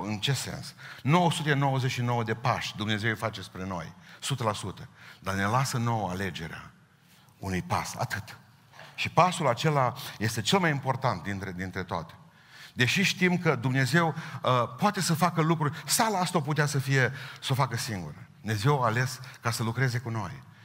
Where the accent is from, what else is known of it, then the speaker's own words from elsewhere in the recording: Romania; Suntem români